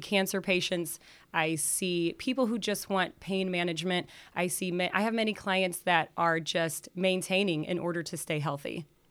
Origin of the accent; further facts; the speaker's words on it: South Bend, Indiana, United States; also born or lived in Denver; I was born in South Bend, grew up in South Bend